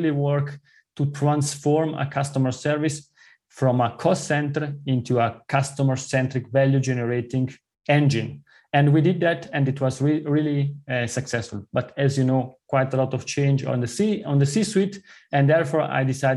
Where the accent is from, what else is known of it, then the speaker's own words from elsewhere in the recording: southern part of Switzerland, southern Switzerland, Switzerland; first language Italian; English is a second language; moved away as an adult; also born or lived in Zurich, Switzerland; As you listen from my accent, I grew up in the southern part of Switzerland. My mother tongue is Italian